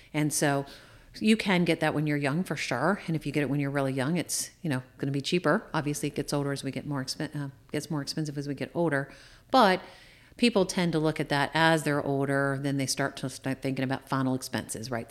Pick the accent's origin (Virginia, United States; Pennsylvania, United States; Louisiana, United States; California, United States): Virginia, United States; Shenandoah Valley; also born or lived in Washington, D.C. metro area; I grew up in the Shenandoah Valley